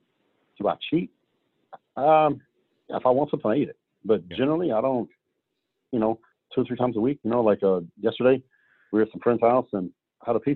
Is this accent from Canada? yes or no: no; United States; as an American